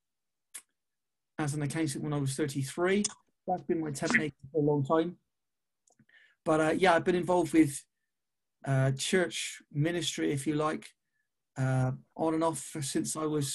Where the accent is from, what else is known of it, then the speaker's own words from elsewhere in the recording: Bristol, South West England, United Kingdom; I was born in Kingswood in Bristol. I still live in Bristol now. So I'm now 44. I'll be 45 in August. So I've lived here basically all my